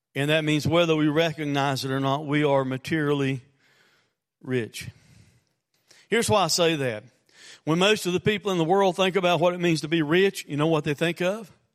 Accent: United States; as Americans, and as American Christians

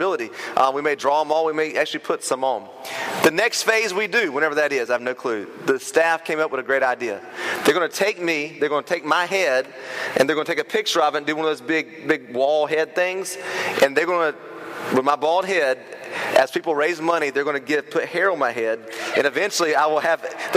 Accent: Turkey, North Carolina, United States; I grew up in Turkey, but my Turkey is North Carolina

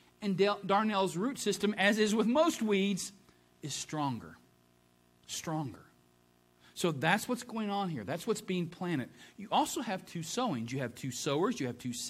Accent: Ohio, United States; moved away; being from Ohio and a Buckeye

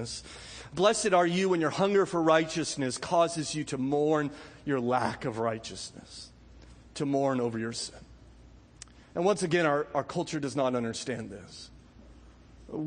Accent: Southern California, United States; growing up in Southern California

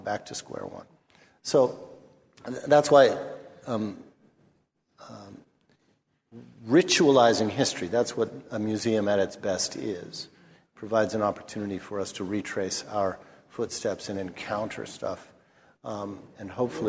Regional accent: Los Angeles, California, United States; I'm from Los Angeles. I've seen my city burn twice in my lifetime, once in 1965 when I was 10

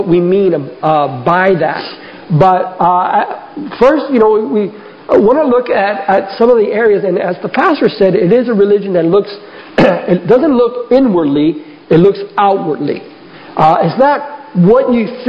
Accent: South Florida, United States; Rose and I grew up here in South Florida

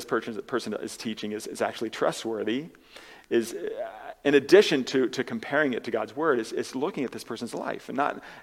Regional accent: United States; as Americans

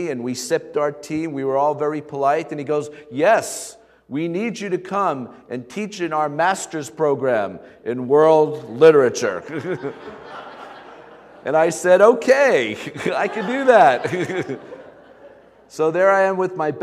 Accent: Stony Brook, New York, United States; I grew up in the Stony Brook area, went to Smithtown High School

